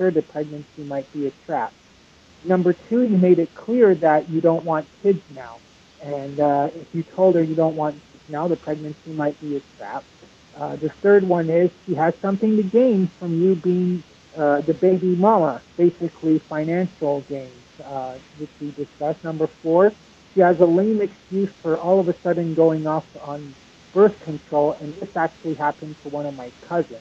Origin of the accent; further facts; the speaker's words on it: Los Angeles, California, United States; now in Las Vegas, United States; I'm from Las Vegas, originally from Los Angeles